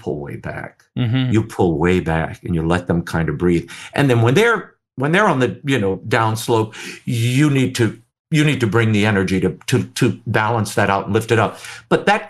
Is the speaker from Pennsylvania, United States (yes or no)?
no; New Orleans, Louisiana, United States; I grew up in New Orleans.